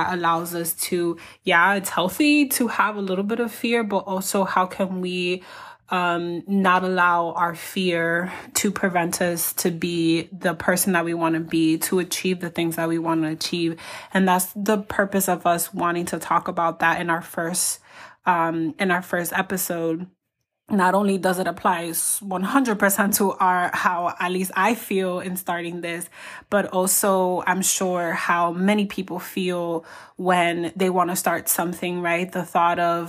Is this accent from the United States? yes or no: yes; New York City, New York, United States; moved away; we grew up together when we lived in New York City